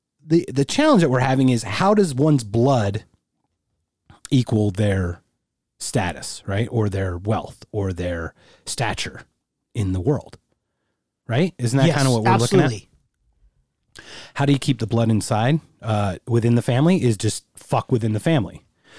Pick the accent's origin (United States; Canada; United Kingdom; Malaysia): United Kingdom; I'm British.